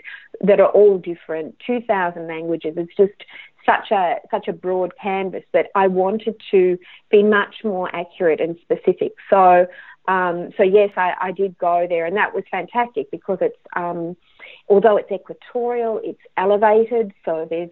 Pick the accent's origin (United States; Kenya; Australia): Australia; I'm Australian